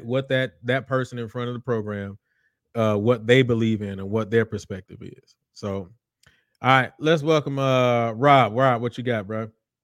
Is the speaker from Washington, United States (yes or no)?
no; Houston, Texas, United States; I'm from Houston. I was born and raised on the southwest. Well, I was born on the north side, but I was raised on the southwest side of Houston. And I came from Willow Ridge High School